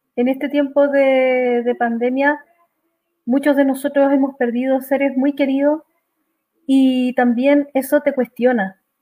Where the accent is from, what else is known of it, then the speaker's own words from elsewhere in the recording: Calama, Antofagasta, Chile; una ciudad donde yo nací, que es Calama